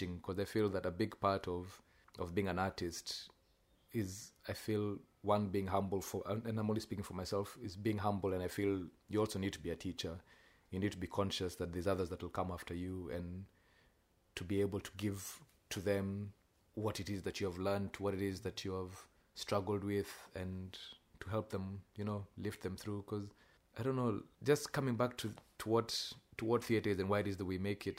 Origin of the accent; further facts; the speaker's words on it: Kenya; now in Australia; you're writing as a Kenyan in Australia for quite a white audience